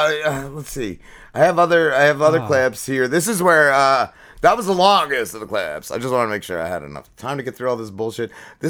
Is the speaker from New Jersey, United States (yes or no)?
yes; New Jersey, United States; I'm from North Jersey